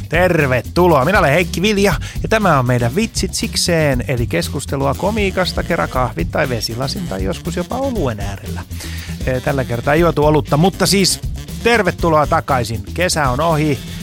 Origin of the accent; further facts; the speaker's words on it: Helsinki, Uusimaa, Finland; mä oon Helsingistä